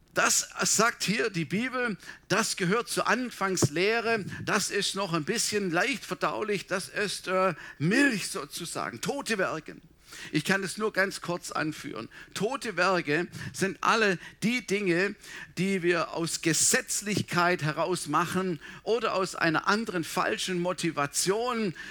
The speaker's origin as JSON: {"language": "German", "area": "Swabia", "region": "Baden-Württemberg", "country": "Germany", "moved": "yes", "said": "bei uns im Schwabenland"}